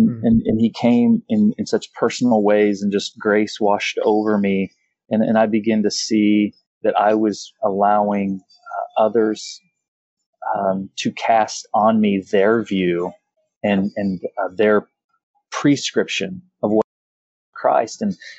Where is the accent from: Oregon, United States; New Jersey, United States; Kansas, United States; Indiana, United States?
Kansas, United States; I actually came from a I'm from Kansas. However, the first 8 years of my life, I had like 11 different addresses.